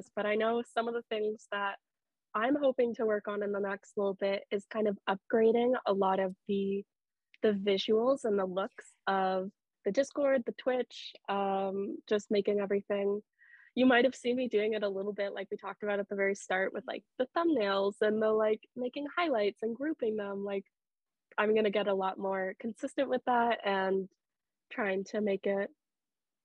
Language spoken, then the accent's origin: English; Sudbury, Ontario, Canada; moved away as an adult; I'm originally from Sudbury